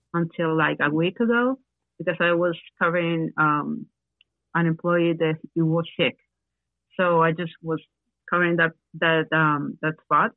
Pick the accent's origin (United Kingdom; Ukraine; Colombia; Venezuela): Venezuela; English is a second language; moved away as an adult; also born or lived in Guayaquil, Ecuador / Lima, Peru / Miami, United States; now in Ecuador; I'm from Venezuela.